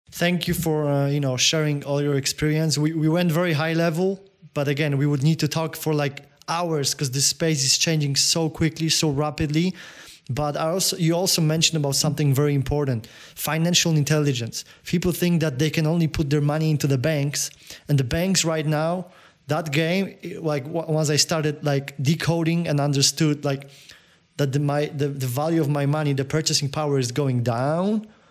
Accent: Poland; accent: Polish; English is a second language; my accent, you know the Pol- Polak crazy Polak accent

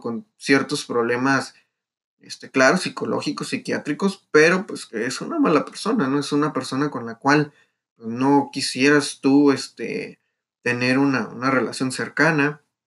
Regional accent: Mexico; es un orgullo de nosotros como mexicanos

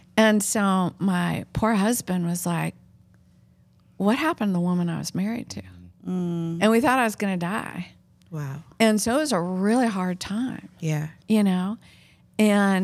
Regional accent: Oregon, United States; moved away; We're both from Oregon

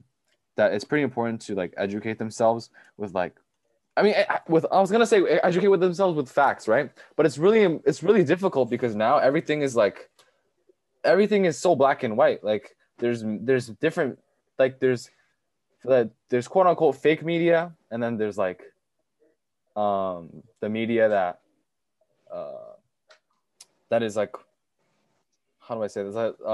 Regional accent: China; born there; So I, even though I was born in China, I wasn't raised there. You know what I mean? So when I came here, it was all like freedom, democracy

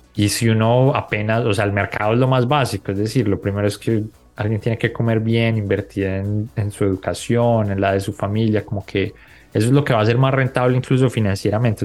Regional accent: Colombia; moved away; also born or lived in Bogotá; yo crecí en Colombia

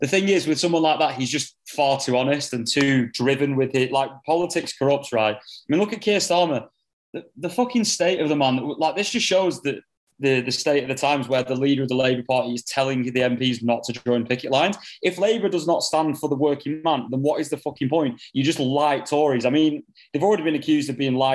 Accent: United Kingdom; This country, we're Europeans at the end of the day.

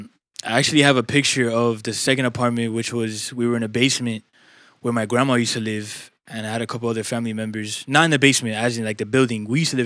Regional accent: New York City, New York, United States; Some people say I'm Dominican off the bat. Some people say I'm just straight up American from New York. I mean, because I was born on New York turf

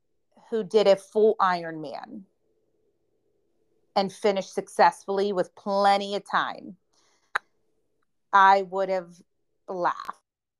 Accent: Charlotte, North Carolina, United States; So I'm going to help motivate people in Charlotte, in my hometown, to do that.

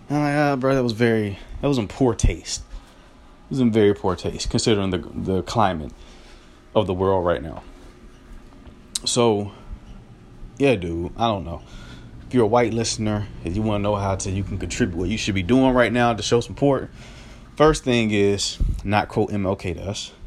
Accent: Greenville, North Carolina, United States; moved away; back in my hometown of Greenville, North Carolina

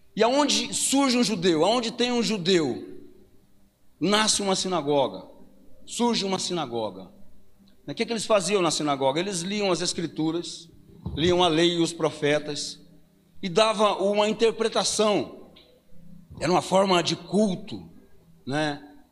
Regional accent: Paranavaí, Paraná, Brazil; Eu fui criado aqui na Vila Operária.

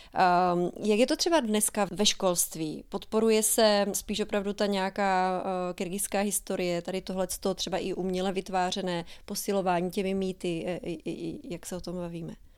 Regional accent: Czechia; jako Češi obecně nebo možná i zbytek světa nemá úplně moc velkou představu

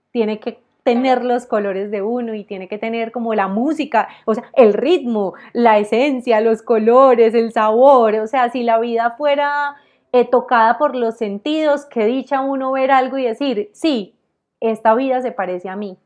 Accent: Armenia, Quindío, Colombia; moved away as an adult; now in Medellín, Colombia; yo soy de Armenia, un departamento, pues eh, Armenia queda en el Quindío, en la zona cafetera

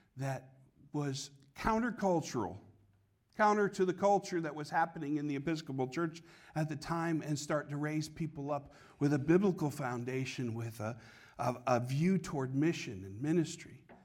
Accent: Connecticut, United States; now in Copley, United States; When I was a kid, uh, growing up in Connecticut, we had redemption centers

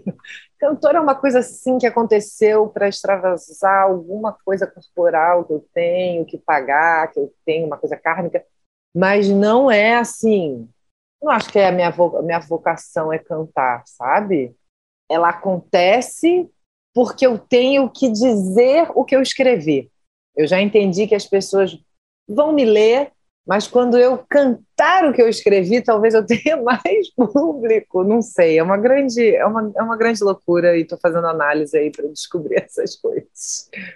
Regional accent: Rio de Janeiro, Brazil; Eu sou nascida e criada na Tijuca, né, que é um bairro da zona norte do Rio de Janeiro

